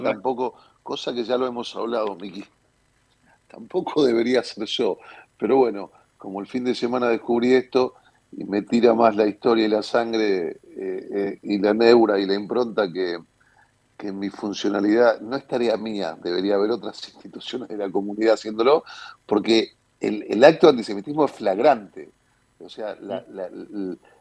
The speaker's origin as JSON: {"language": "Spanish", "region": "Buenos Aires", "country": "Argentina", "tie": "born or raised there", "said": "soy porteño, eh, nací en esta mi ciudad"}